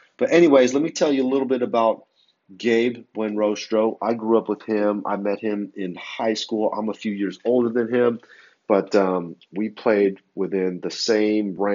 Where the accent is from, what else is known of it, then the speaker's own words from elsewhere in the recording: San Francisco Bay Area, California, United States; now in Los Angeles, United States; I'm from the San Francisco Bay Area. I've relocated to Los Angeles